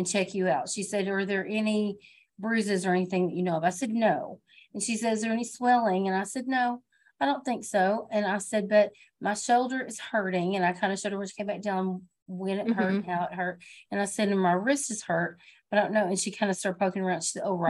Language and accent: English; United States; as an American